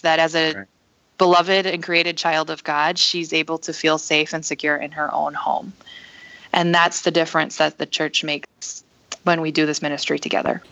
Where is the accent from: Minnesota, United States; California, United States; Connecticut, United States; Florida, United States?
Minnesota, United States; northern; also born or lived in South Korea; I was adopted at the age of six months, so I grew up here in the States in northern Minnesota with my family